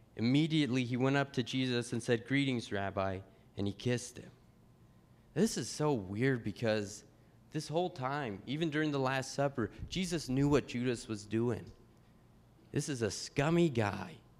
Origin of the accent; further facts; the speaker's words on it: Pueblo, Colorado, United States; the church I grew up with in Pueblo, Colorado